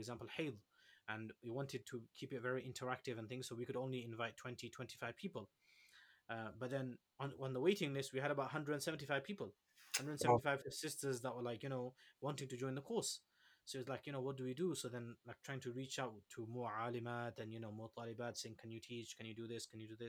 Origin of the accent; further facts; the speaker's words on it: Leicester, East Midlands, United Kingdom; I come from Leicester